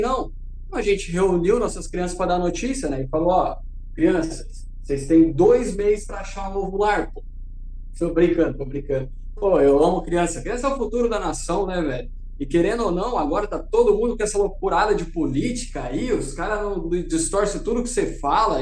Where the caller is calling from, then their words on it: Florianópolis, Santa Catarina, Brazil; also born or lived in São Paulo; eu falo de Florianópolis